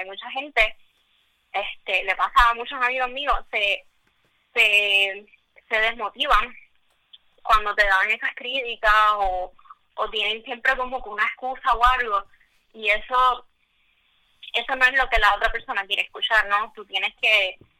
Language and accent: Spanish; Puerto Rico; yo soy pues puertorriqueña, mujer, tú sabes, minoría